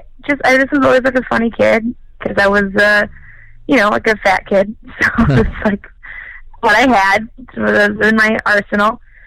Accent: Burnsville, Minnesota, United States; Originally, I'm from Minnesota.

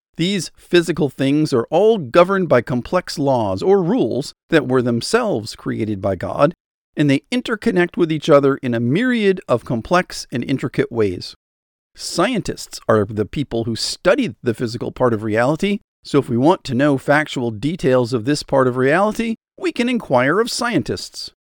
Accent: United States; as an American

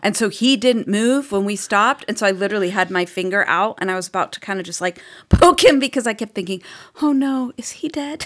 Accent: Boston, Massachusetts, United States; accent: Boston; moved away as an adult; now in Austin, United States; My Boston accent

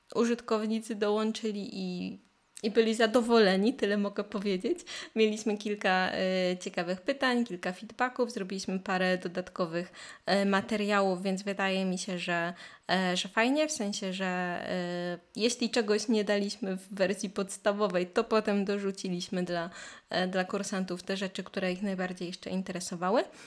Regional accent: Poland; first language Polish; nasz ojczysty język

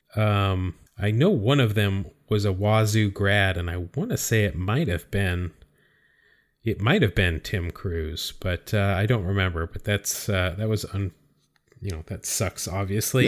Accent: California, United States; growing up in California

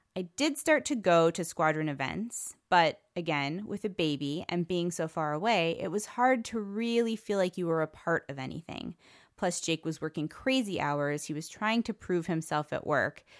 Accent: Cleveland, Ohio, United States; moved away as an adult; also born or lived in Tucson, Arizona; I was born in Cleveland, Ohio, and I lived there for my whole childhood

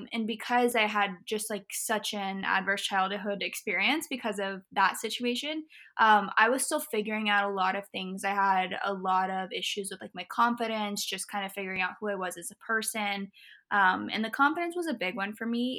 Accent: Indiana, United States; also born or lived in Florida; I grew up in Florida. I was here until I was in fourth grade. And then after fourth grade, I moved to Indiana near like Bloomington and Indianapolis, right in between there

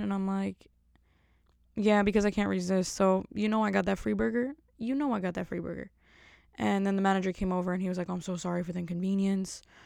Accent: New Jersey, United States; I'm from Jersey, so everything in Jersey is totally different

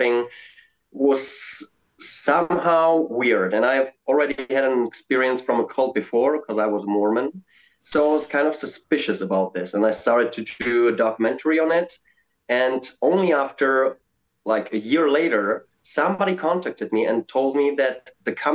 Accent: Czechia; I'm from Czech Republic

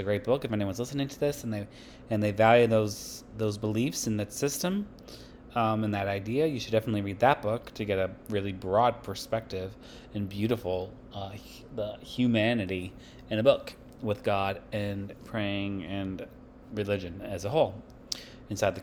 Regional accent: Massachusetts, United States; where I grew up in Massachusetts

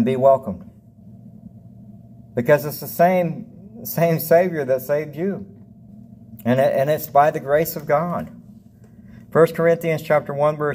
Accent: the South, United States; now in Devine, United States; I grew up in the South

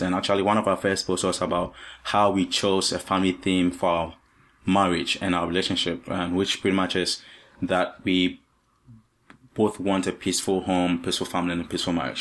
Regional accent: Ghana; also born or lived in Virginia; now in Vermont, United States; I'm not from the U S, I'm from Ghana in Africa

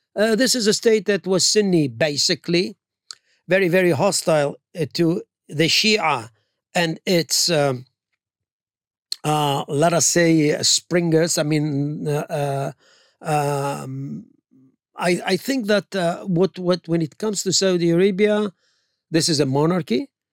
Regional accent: Ramat Gan, Tel Aviv District, Israel; when I was born in Israel, actually, he named me after Oscar Wilde

